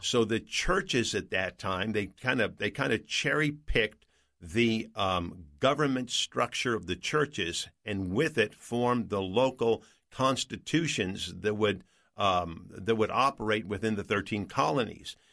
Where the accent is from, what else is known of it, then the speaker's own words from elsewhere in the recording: United States; I grew up in the United States